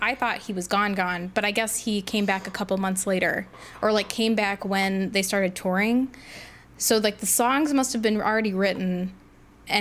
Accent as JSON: {"language": "English", "region": "Midwest", "country": "United States", "said": "I'm from the Midwest. You know, we have accents here"}